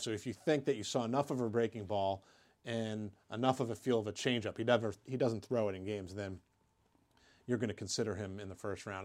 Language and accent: English; Pittsburgh, Pennsylvania, United States; in my hometown at Pitt.